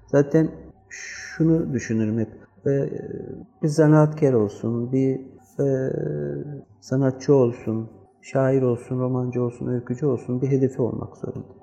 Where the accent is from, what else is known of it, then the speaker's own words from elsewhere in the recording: Seferihisar, İzmir, Turkey; bir gün Seferisar'dayım. Zaten burada büyüdüm. 3 yaşında gelmişim.